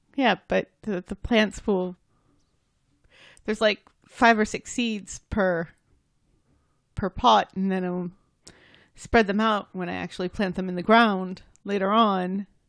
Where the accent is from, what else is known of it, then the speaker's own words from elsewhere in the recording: United States; I'm American